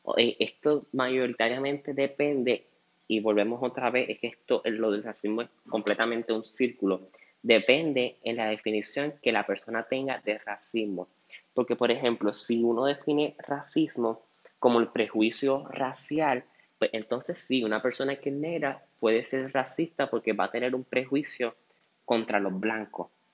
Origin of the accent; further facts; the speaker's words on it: Puerto Rico; nosotros como puertorriqueños